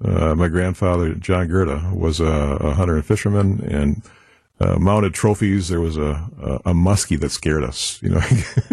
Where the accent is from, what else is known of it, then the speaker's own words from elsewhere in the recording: Milwaukee, Wisconsin, United States; also born or lived in Boston; I came back to Milwaukee from Boston College